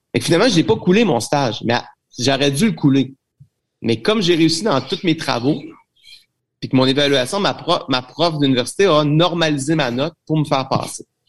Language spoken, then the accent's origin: French; Trois-Rivières, Quebec, Canada; je suis de Trois-Rivières